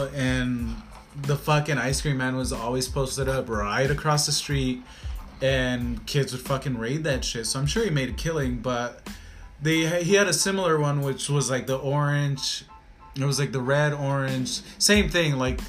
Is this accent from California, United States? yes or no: yes; California, United States; I grew up in California, kind